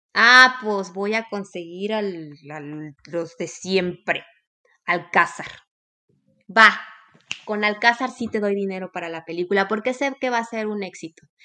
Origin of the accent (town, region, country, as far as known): Mexico